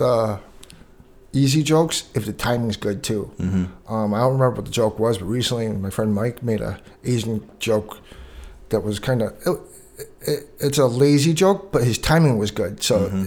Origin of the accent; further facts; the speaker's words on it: Canada; growing up in Canada